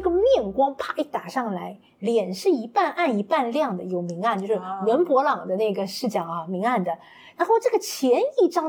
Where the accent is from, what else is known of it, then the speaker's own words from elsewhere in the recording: Shanghai, China; 因为呃，我自己的话，其实一路从小到大都是在那个黄浦区